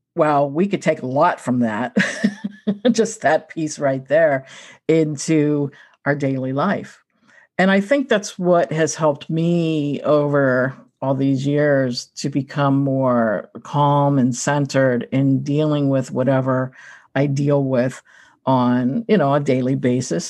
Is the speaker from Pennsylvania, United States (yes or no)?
yes; Pittsburgh, Pennsylvania, United States; I'm from Pittsburgh